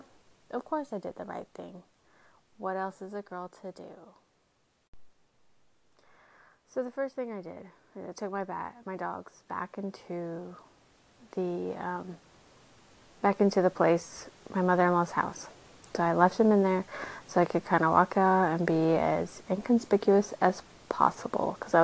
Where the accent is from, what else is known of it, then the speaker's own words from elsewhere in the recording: South Texas, United States; now in Austin, United States; I grew up in South Texas